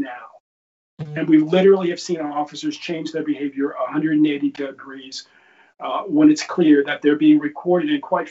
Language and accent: English; Baltimore, Maryland, United States; I'm from Baltimore